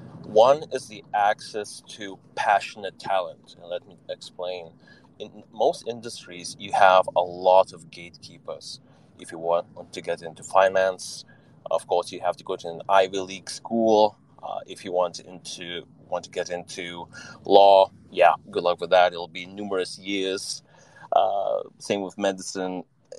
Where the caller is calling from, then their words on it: Vilnius, Vilnius County, Lithuania; So currently dialing in from cloudy Vilnius, Lithuania.